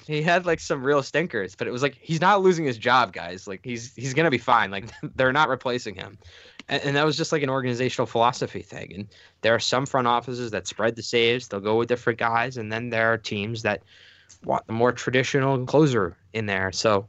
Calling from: Buffalo, New York, United States; I'm calling in from Buffalo right now.

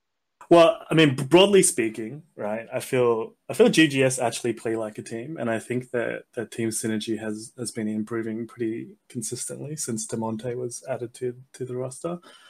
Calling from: Australia; I'm calling from Australia.

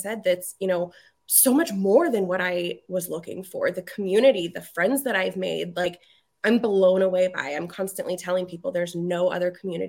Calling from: Reno, Nevada, United States; Reno, Nevada.

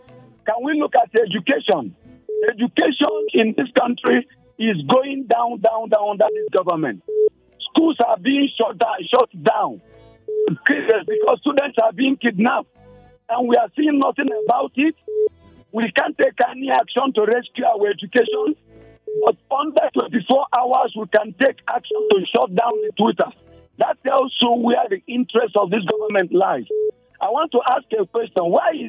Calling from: Jos, Plateau, Nigeria; I'm calling you from Jos.

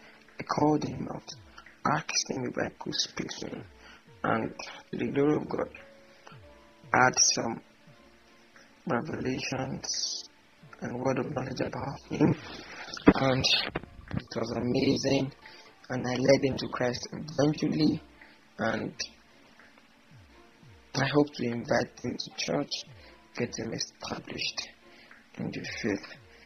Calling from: Ibadan, Oyo, Nigeria; I'm recording from Nigeria. I'm in Ibadan, to be precise

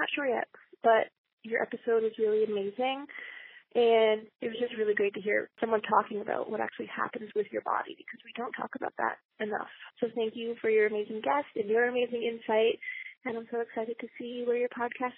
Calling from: Ann Arbor, Michigan, United States; I'm calling from Ann Arbor, Michigan

